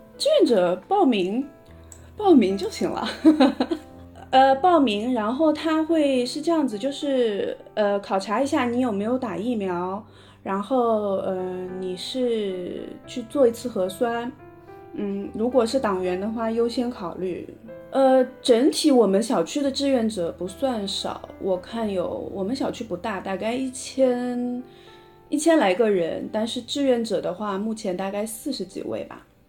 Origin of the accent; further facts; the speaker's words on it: Shanghai, China; 我是上海人，现在，呃，住在上海的嘉定区